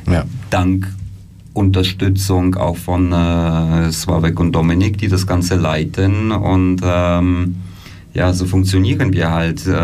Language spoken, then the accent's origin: German; Germany; moved away as an adult; also born or lived in Poland; now in Switzerland; ich bin in Polen geboren, bin in Deutschland aufgewachsen, bin dann äh, 2008 äh, in die Schweiz, habe hier Theater studiert